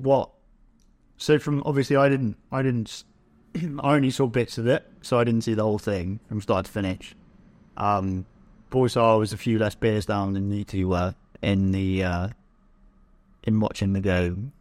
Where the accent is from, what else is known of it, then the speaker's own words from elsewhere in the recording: England, United Kingdom; as an English person